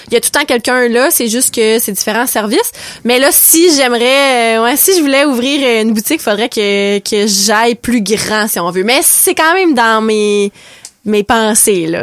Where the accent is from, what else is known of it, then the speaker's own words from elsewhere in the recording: Saguenay, Quebec, Canada; moved away as an adult; now in Restigouche, Canada; Non, je viens du Saguenay, je suis originaire du Saguenay